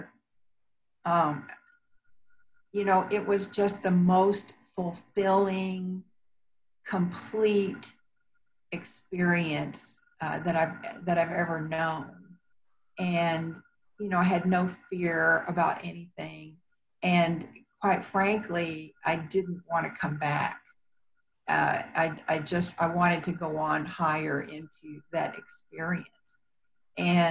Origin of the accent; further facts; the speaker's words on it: Texas, United States; accent: Texas; moved away as an adult; also born or lived in Houston, Texas; now in Colorado, United States; I'm originally from Texas